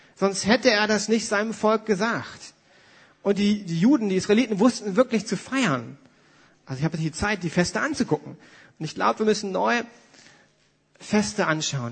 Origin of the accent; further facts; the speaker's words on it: Germany; für uns Deutsche